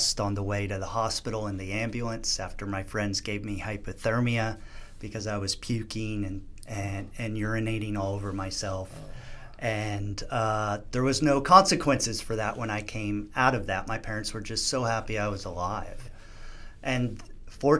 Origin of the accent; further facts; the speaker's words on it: New Jersey, United States; I grew up on the East Coast in New Jersey